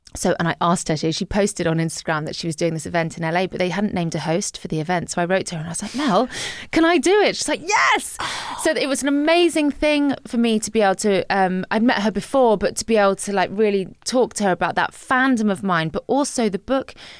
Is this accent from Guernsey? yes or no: yes; Guernsey; moved away as an adult; also born or lived in Scotland / Liverpool; growing up in Guernsey as a teenager